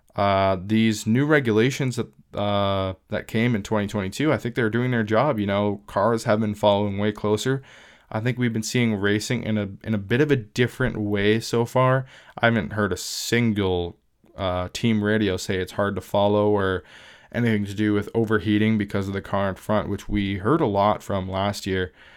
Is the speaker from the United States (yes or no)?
no; Southwestern Ontario, Canada; I am from Southwestern Ontario